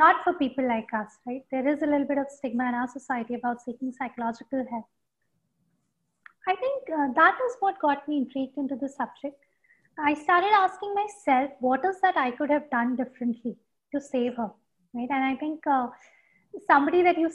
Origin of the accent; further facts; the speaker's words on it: Bhopal, Madhya Pradesh, India; grew up in Bhopal